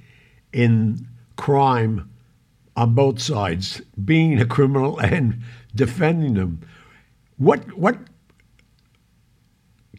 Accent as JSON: {"language": "English", "town": "New York City", "region": "New York", "country": "United States", "said": "The three of us are from the same neighborhood"}